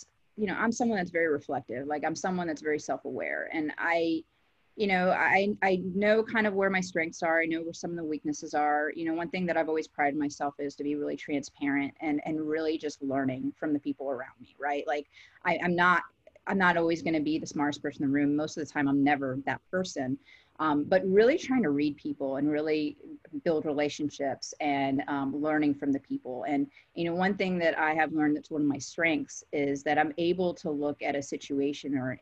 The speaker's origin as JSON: {"language": "English", "town": "Fort Lauderdale", "region": "Florida", "country": "United States", "tie": "born or raised there", "also_born_or_lived": "New Haven, Connecticut / Gainesville, Florida", "moved": "as an adult", "lives_now": "Clemson, United States", "said": "I'm from Fort Lauderdale, born and raised"}